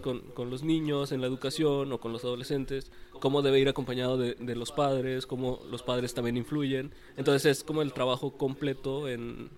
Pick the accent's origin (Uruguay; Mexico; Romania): Mexico; como mexicanos